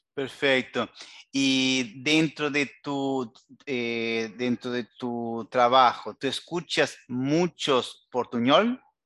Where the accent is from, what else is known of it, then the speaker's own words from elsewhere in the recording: Uruguay; como decimos en Uruguay